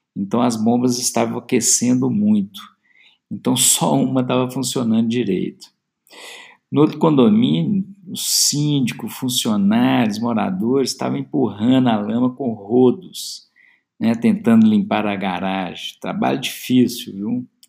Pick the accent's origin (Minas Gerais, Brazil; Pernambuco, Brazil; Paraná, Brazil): Minas Gerais, Brazil; Belo Horizonte; sou de Belo Horizonte, BH, como dizemos aqui